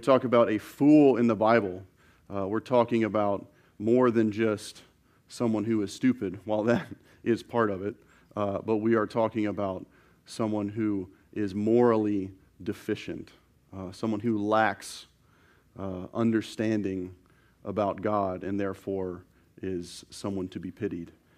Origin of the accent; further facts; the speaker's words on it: the South, United States; growing up in the South